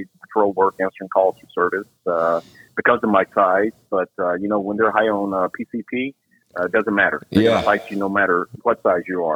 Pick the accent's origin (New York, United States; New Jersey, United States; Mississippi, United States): Mississippi, United States; McComb; moved away as an adult; now in Dallas, United States; I'm originally from South Mississippi, a little town, named Macomb. And, it was a great town to grow up